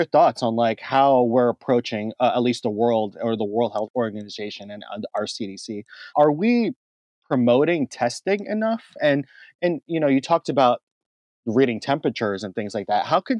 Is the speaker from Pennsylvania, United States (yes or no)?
no; New York City, New York, United States; I grew up in New York City in the early 90s